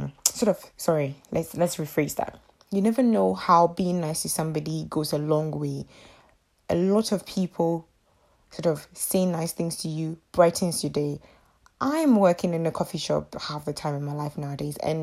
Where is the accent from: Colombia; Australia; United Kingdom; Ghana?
Ghana; my mother is in Ghana, so I am from Ghana